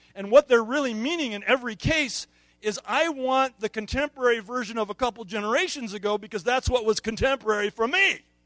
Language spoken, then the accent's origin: English; United States; As American consumer Christians